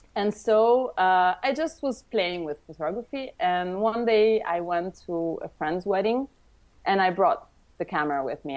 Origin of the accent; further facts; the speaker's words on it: Tuscany, Italy; moved away; also born or lived in Rome; I was born in Rome, and I grew up in Tuscany